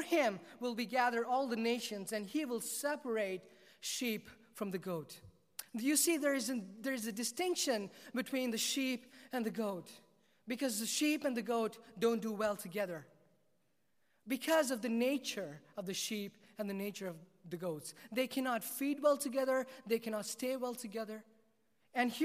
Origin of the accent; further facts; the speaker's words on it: South India, India; I was born and raised in South India